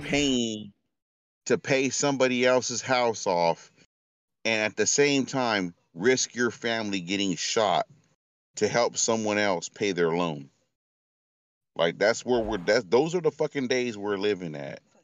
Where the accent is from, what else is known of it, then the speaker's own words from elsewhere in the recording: Stockton, California, United States; I'm from Stockton, California, and this is the hood